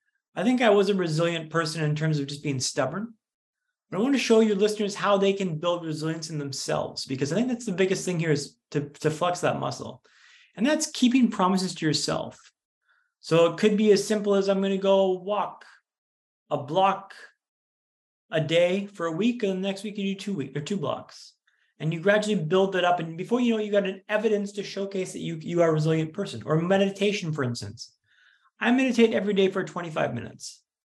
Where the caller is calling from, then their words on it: Vancouver, British Columbia, Canada; also born or lived in London; So I'm in calling from Vancouver, Canada today, but I moved back last year from London, where I was living for 10 years. So I'm recently back in Vancouver.